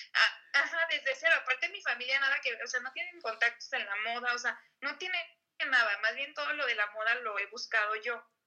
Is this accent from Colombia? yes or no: no; Guadalajara, Jalisco, Mexico; yo soy de Guadalajara